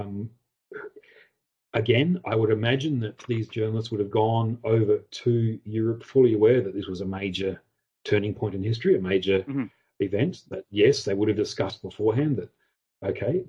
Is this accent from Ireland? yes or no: no; Australia; I'm Australian